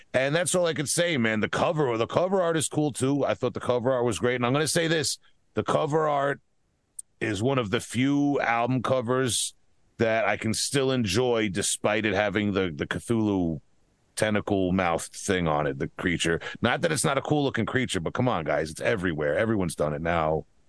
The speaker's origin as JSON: {"language": "English", "town": "Huntington", "region": "New York", "country": "United States", "tie": "born or raised there", "accent": "Long Island", "said": "my hometown of Huntington, New York"}